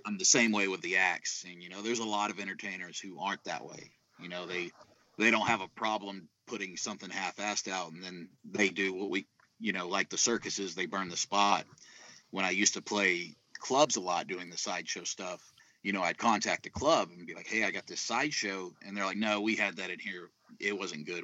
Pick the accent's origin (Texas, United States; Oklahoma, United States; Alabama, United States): Texas, United States; South; I'm from I'm from South Texas